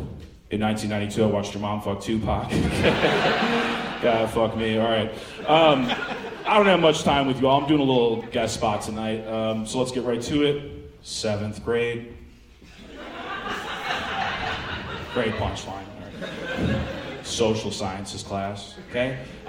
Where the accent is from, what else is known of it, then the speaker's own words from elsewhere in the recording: Chicago, Illinois, United States; I'm actually from Chicago originally, too, so this is a big fucking moment for me.